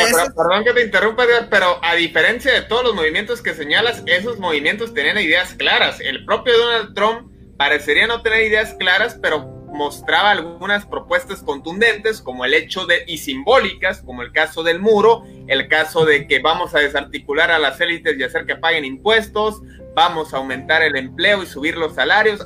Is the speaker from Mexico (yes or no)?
yes; Mexico; como mexicanos